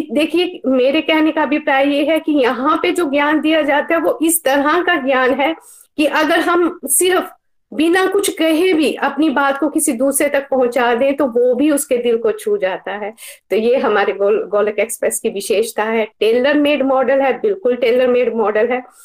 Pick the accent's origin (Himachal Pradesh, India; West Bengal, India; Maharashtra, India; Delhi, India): Himachal Pradesh, India; now in Ludhiana, India; लुधियाना से basically uh, मैं हिमाचल प्रदेश से हूँ